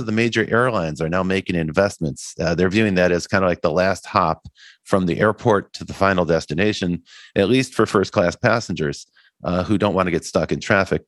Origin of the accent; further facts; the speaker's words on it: Midwest, United States; as a boy growing up in the Midwest